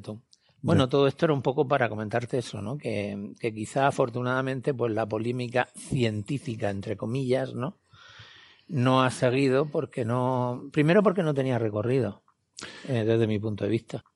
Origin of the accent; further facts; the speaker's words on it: Canary Islands, Spain; como canarios